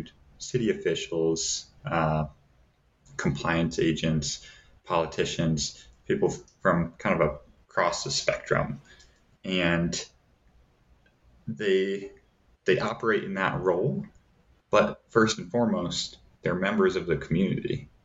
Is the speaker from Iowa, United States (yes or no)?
yes; Davenport, Iowa, United States; now in Flagstaff, United States; where I grew up in Davenport, Iowa